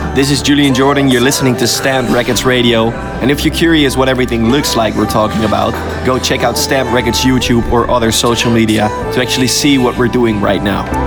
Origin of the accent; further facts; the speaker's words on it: Apeldoorn, Gelderland, Netherlands; We're actually in Apeldoorn right now, still in Apeldoorn, the city that I live in, uh, my hometown.